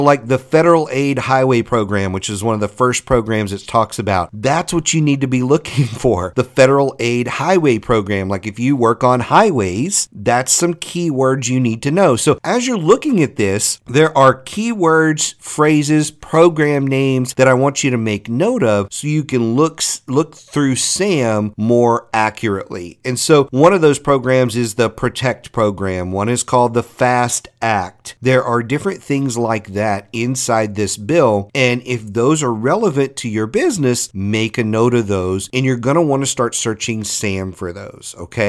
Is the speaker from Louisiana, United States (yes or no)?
yes; Louisiana, United States; I'm from Louisiana and our evacuation routes are horrible down there.